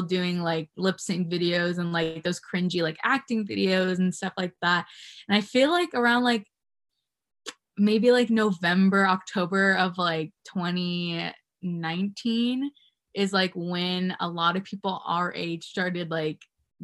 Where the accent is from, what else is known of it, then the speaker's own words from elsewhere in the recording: California, United States; also born or lived in Virginia; I was born in Virginia and then I moved to California when I was like 10. And then I've stayed here forever because I love it here